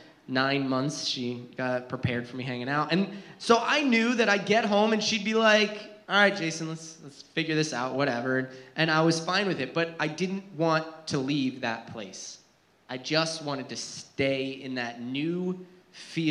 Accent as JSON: {"language": "English", "region": "New Jersey", "country": "United States", "tie": "born or raised there", "said": "I grew up in New Jersey, and yeah, there's woods in New Jersey. I actually lived in a mountainy area, very rural Jersey"}